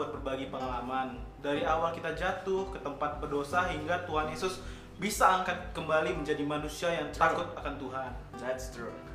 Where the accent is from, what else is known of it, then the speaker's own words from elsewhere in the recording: North Sumatra, Indonesia; jelas karena gua orang Pangaribuan gak mungkin dari Sunda kita dari Batak bro